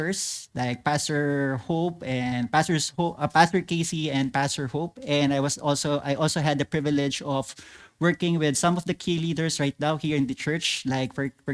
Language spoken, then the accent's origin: English; Philippines; moved away as an adult; now in Tamsui, Taiwan; I'm from the Philippines